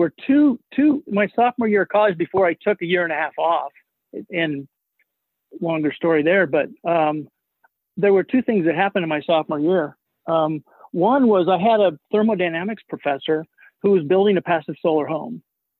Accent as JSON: {"language": "English", "town": "Boulder", "region": "Colorado", "country": "United States", "tie": "born there", "also_born_or_lived": "Los Alamos", "said": "I'm not surprised you got that impression because we lived in Los Alamos a lot. But I was actually born in Boulder, Colorado."}